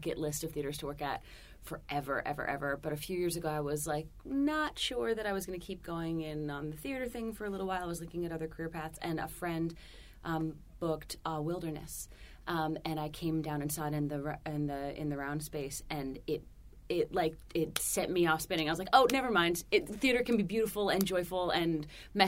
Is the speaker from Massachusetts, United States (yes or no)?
yes; Massachusetts, United States; moved away as an adult; now in New York, United States; I am originally from Massachusetts